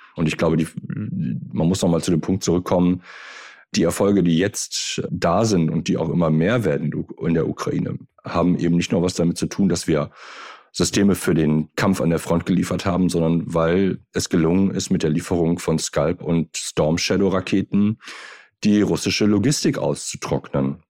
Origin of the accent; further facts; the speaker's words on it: Germany; sind wir als Deutsche